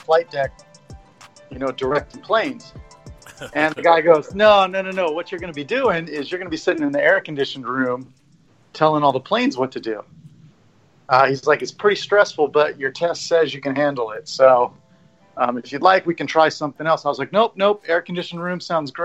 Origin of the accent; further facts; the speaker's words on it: Rio Vista, California, United States; I grew up in a very small town up near Sacramento